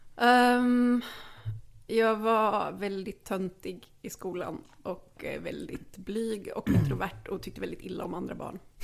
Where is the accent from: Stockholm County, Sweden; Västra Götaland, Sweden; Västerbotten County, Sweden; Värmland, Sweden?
Västra Götaland, Sweden; Lidköping; kom från Lidköping, där jag är född